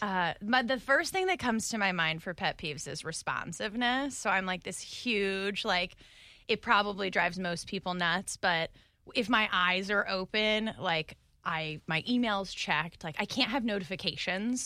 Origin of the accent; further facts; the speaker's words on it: Phoenix, Arizona, United States; moved away as an adult; also born or lived in New York / Dallas; now in Jacksonville, United States; I'm from Phoenix, Arizona